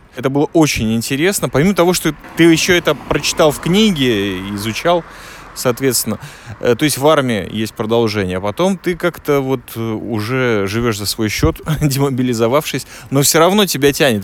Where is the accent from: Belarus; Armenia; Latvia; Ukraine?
Latvia; now in Israel; я из Латвии